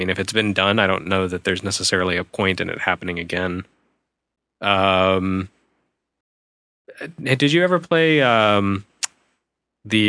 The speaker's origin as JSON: {"language": "English", "region": "Michigan", "country": "United States", "said": "I'm from Michigan"}